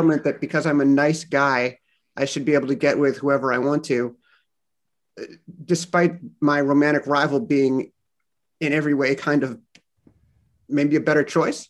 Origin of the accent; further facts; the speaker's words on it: Los Angeles, California, United States; moved away as an adult; now in Boston, United States; I am from Los Angeles in Boston now because of my wife